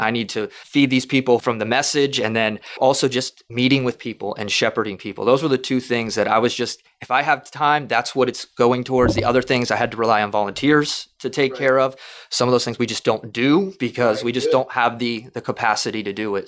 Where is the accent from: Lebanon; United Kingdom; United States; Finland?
United States; South Florida; also born or lived in Kentucky; We're both from South Florida.